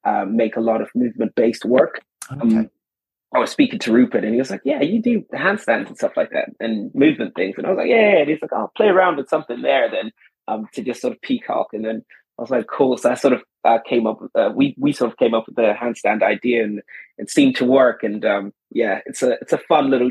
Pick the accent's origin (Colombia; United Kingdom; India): United Kingdom; Swansea, Wales; I grew up in Swansea